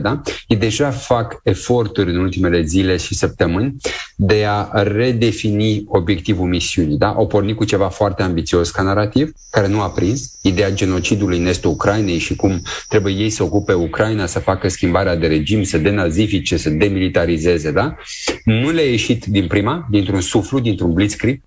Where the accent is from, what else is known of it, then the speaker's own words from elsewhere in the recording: Romania; noi ca români